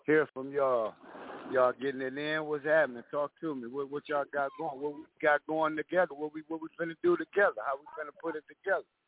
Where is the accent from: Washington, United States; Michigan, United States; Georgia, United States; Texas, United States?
Michigan, United States; Detroit; I'm from Detroit.